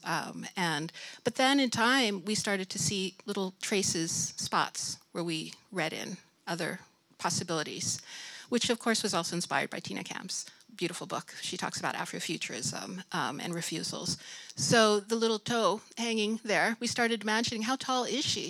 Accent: United States; moved away as an adult; now in Sweden; I'm originally from the United States and came here in 1994

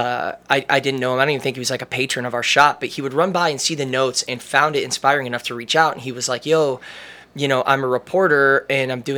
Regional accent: Amherst, Ohio, United States; I was like, Amherst

